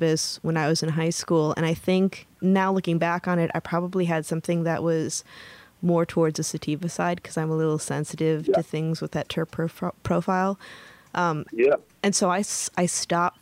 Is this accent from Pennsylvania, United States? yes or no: no; Michigan, United States; also born or lived in San Francisco; now in Oakland, United States; I was from Michigan